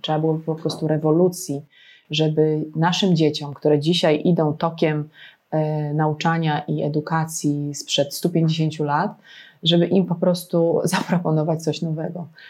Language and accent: Polish; Legnica, Lower Silesian Voivodeship, Poland; jestem z Legnicy.